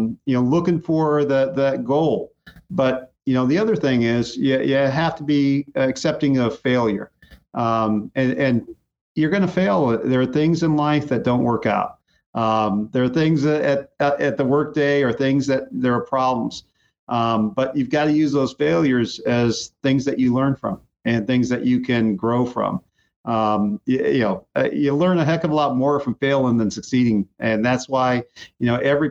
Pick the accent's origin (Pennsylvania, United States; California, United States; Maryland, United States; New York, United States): California, United States; Muscoy; I grew up in Muskoy